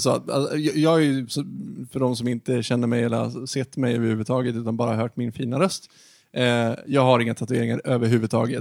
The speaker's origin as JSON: {"language": "Swedish", "town": "Ludvika", "region": "Dalarna County", "country": "Sweden", "moved": "yes", "said": "Jag kommer ju från landsbygden, jag kommer från Ludvika. Och jag har i och för sig inte bott där sedan 2006"}